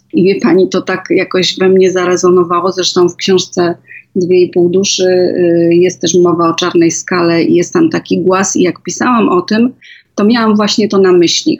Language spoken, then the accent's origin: Polish; Żywiec, Silesian Voivodeship, Poland; Ja się urodziłam w Galicji, y, w Żywcu